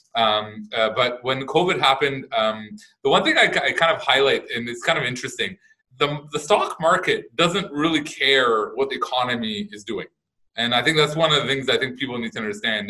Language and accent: English; Canada; I'm Canadian